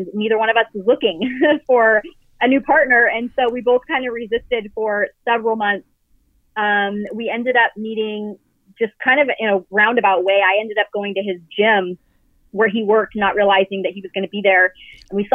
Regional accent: California, United States; moved away as an adult; also born or lived in Montana; now in Arizona, United States; We were in California where we met, which is where I grew up

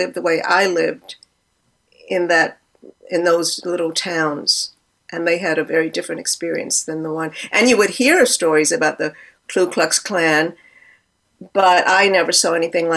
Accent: Milledgeville, Georgia, United States; also born or lived in Albany, Georgia; a little place called Milledgeville, Georgia, which was where I spent most of my time

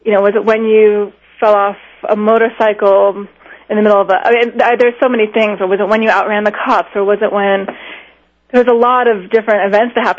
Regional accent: Miami, Florida, United States; I grew up in Miami

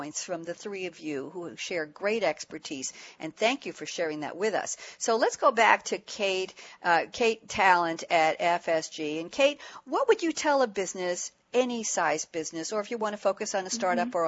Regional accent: New York City, New York, United States; now in Long Island, United States; I'm a product of the New York City schools

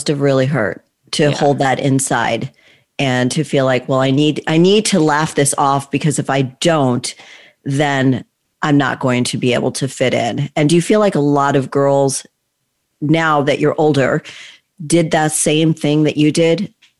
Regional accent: Texas, United States; I'm like, yeah, I grew up in Texas, right?

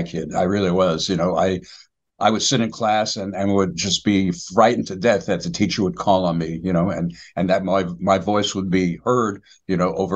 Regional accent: New York City, New York, United States; I was born and raised in the Bronx, and I went to public schools in the Bronx

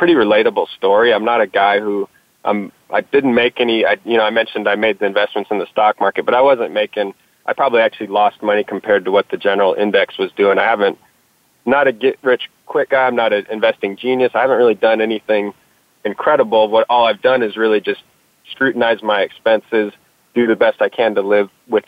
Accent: Texas, United States; I'm from Texas and I was digging ditches in the Texas summers

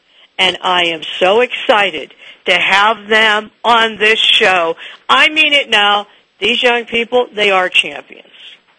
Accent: Pittsburgh, Pennsylvania, United States; I'm from Pittsburgh.

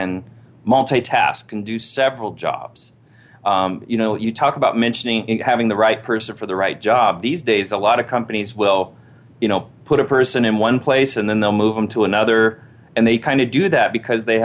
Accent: Indiana, United States; I grew up in Indiana, and my father worked in a General Motors factory

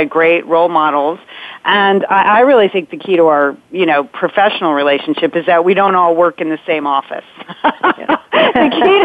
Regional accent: Connecticut, United States; We grew up in Connecticut, a big Irish Catholic family

